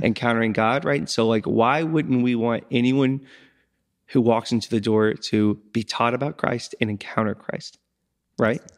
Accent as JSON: {"language": "English", "country": "United States", "tie": "born or raised there", "said": "I'm from Crawford County"}